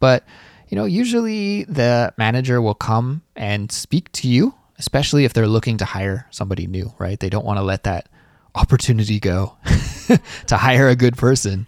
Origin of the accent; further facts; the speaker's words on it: Canada; As a Canadian, I have a social insurance number.